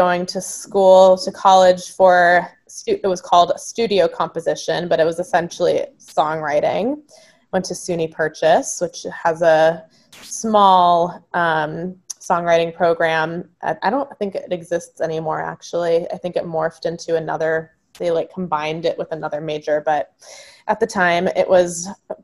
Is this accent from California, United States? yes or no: yes; Marina del Rey, California, United States; moved away as an adult; now in Brooklyn, United States; I'm originally from Los Angeles. I grew up in Marina Del Rey.